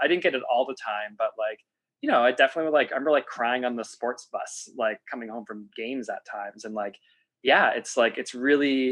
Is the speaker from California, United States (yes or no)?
no; Meredith, New Hampshire, United States; the community I grew up in Meredith, New Hampshire